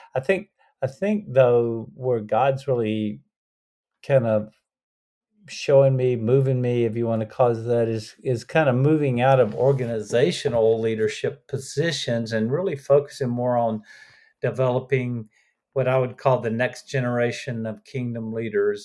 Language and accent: English; Lake Butler, Florida, United States; moved away as an adult; also born or lived in Gainesville, Florida / Birmingham, Alabama / Orlando, Florida; I was born in Gainesville, Florida, grew up in North Florida, which is more like the southern part of the United States than the rest of Florida, a little small town called Lake Butler